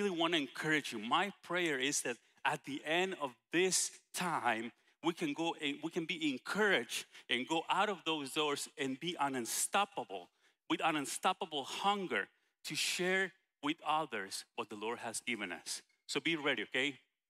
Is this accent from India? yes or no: no; Guatemala; English is a second language; moved away; international like I am from Guatemala